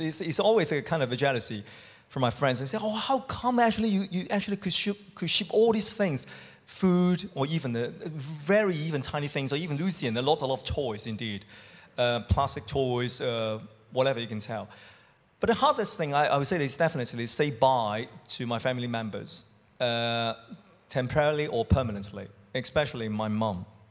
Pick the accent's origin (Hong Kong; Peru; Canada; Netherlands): Hong Kong; moved away as an adult; now in United Kingdom; from Hong Kong